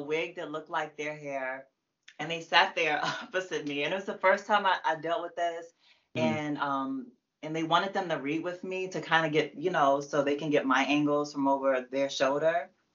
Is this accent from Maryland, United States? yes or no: yes; Prince George's County, Maryland, United States; I'm from PG.